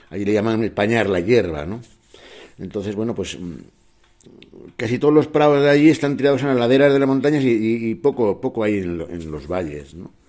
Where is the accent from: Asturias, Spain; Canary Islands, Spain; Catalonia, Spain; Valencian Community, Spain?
Asturias, Spain; Cangas del Narcea; a Asturias, ¿no? a mi tierra. Soy de, de Narcea, del concejo de Canga de Narcea, concretamente de una zona que se llama Cibea, ¿no? Y bueno, es bastante agreste, muy montañosa.